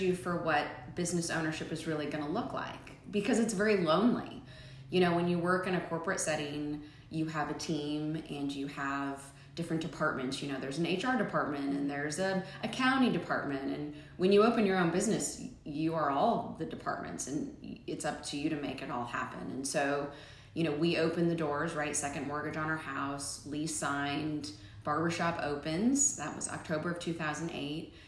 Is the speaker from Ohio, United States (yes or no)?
no; Omaha, Nebraska, United States; now in Middle Tennessee, United States; I'm originally from Nebraska. I grew up in Omaha.